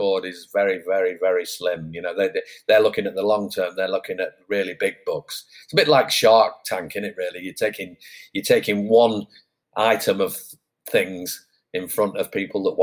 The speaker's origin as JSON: {"language": "English", "town": "Manchester", "region": "North West England", "country": "United Kingdom", "tie": "born or raised there", "moved": "yes", "lives_now": "Placentia, United States", "said": "I grew up in Manchester"}